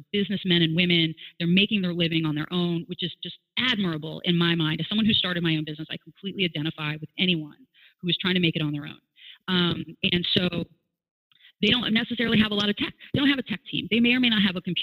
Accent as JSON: {"language": "English", "town": "Gloucester", "region": "Virginia", "country": "United States", "tie": "born or raised there", "also_born_or_lived": "Seattle", "moved": "yes", "said": "I grew up in this area. So I grew up in Gloucester, Virginia, in an area called Guinea"}